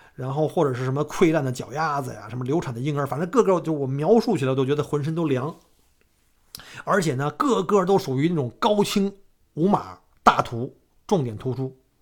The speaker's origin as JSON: {"language": "Chinese", "region": "Beijing", "country": "China", "tie": "born or raised there", "moved": "yes", "lives_now": "Australia", "said": "像我们小时候在古，在北京哈，我们父辈儿那时候"}